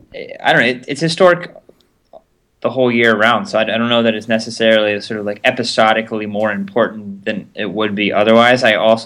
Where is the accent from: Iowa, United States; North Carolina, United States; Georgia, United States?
Georgia, United States; Atlanta; now in Boston, United States; I grew up in Atlanta